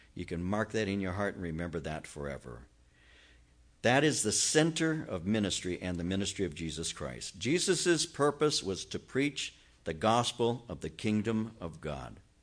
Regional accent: Norwalk, California, United States; I'm from Norwalk

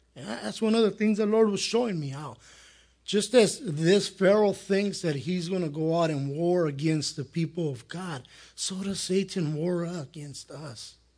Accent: El Monte, California, United States; I grew up here in Monte

